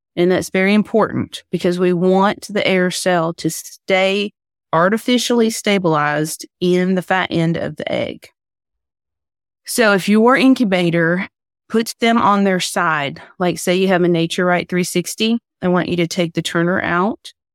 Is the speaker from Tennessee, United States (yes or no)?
yes; Tennessee, United States; I'm from Tennessee